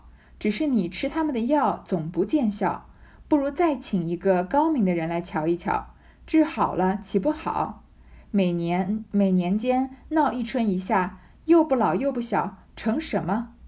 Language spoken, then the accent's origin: Chinese; China; 我们中国人